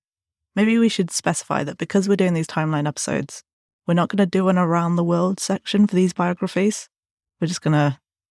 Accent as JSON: {"language": "English", "town": "Burton upon Trent", "region": "West Midlands", "country": "United Kingdom", "tie": "born or raised there", "said": "But I spent a good deal of time when I was growing up in Burton, which is where most of the UK's brewing takes place."}